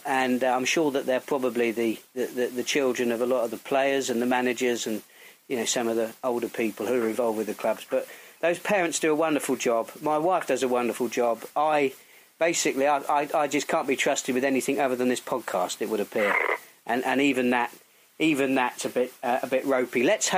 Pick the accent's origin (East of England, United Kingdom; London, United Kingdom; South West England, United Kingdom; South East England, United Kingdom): South West England, United Kingdom; Melksham; born or raised there